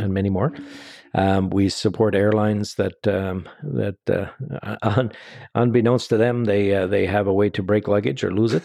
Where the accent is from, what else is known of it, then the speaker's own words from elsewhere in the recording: Canada; we're Canadian